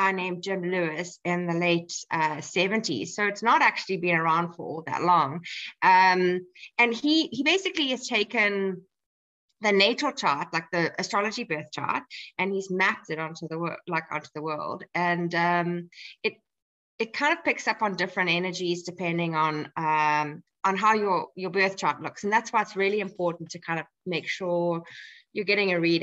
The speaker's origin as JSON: {"language": "English", "country": "South Africa", "tie": "born or raised there", "moved": "as an adult", "lives_now": "Ireland", "said": "I'm living in Ireland, but I am South African of origin. So I was born in South Africa and we moved to Ireland 6 years ago."}